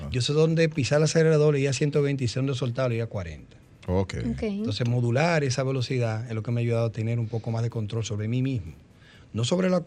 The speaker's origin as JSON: {"language": "Spanish", "country": "Dominican Republic", "said": "como buen dominicano, arroz."}